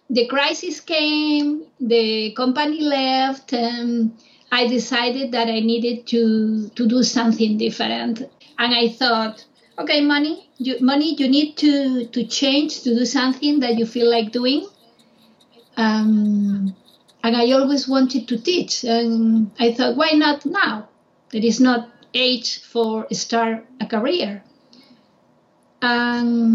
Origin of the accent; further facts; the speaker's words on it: Vigo, Galicia, Spain; English is a second language; moved away as an adult; also born or lived in Madrid, Spain / Nashville, Tennessee, United States; home was Vigo, my hometown.